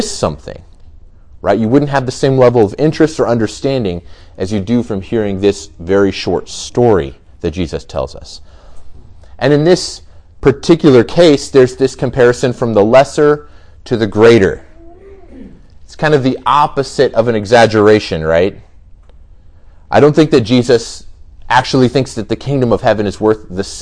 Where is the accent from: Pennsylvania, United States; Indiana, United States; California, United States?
Indiana, United States; Goshen; I grew up in Goshen, so just about 20 minutes from here. I went to Goshen High School